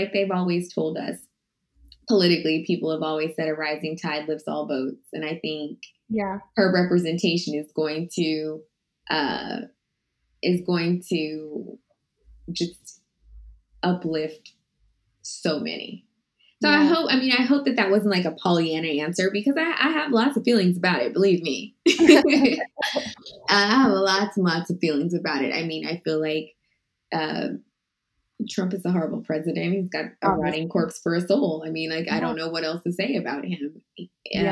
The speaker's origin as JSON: {"language": "English", "region": "Texas", "country": "United States", "tie": "born or raised there", "said": "I grew up in Texas."}